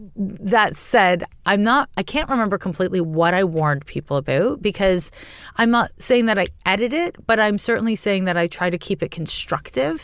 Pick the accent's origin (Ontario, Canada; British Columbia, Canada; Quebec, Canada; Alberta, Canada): Quebec, Canada; Montreal; moved away as an adult; also born or lived in California; now in San Francisco, United States; was raised in Canada. I'm from Montreal, uh, and I live in California